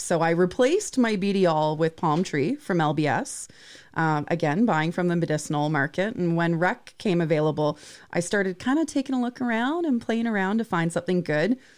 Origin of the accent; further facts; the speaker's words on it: Vancouver Island, British Columbia, Canada; I grew up on Vancouver Island